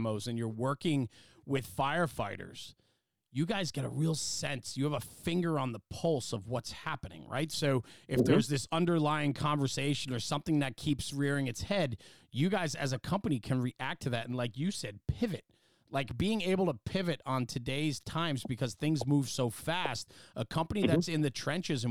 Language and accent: English; Northeast, United States; that's what we grew up on in the Northeast